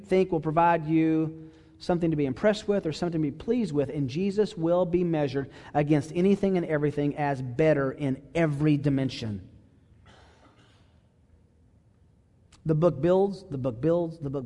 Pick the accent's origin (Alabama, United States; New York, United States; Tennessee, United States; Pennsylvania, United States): Tennessee, United States; Chattanooga; I grew up in Chattanooga, Tennessee